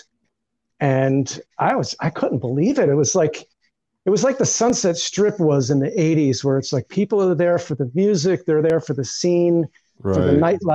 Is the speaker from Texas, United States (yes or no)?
no; Elizabeth, New Jersey, United States; now in Los Angeles, United States; I grew up in Elizabeth